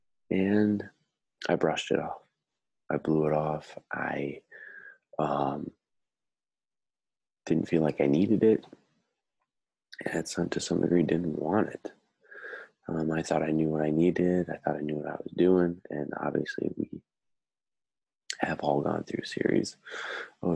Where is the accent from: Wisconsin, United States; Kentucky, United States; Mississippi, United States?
Wisconsin, United States; Cumberland; moved away as an adult; also born or lived in Houston, Texas; now in Twin Cities, United States; I grew up in Cumberland, Wisconsin.